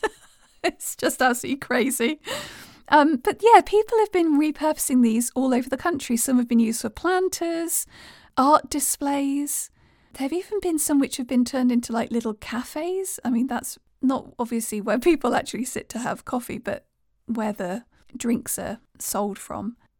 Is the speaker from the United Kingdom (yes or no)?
yes; United Kingdom; being British